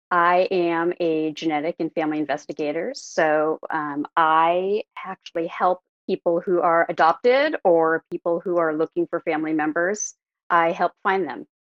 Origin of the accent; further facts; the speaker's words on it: Oregon City, Oregon, United States; also born or lived in Santa Clara, California; now in California, United States; I was actually born in California. I was born in Santa Clara, but I grew up in, outside of Portland, Oregon, in a small town called Oregon City.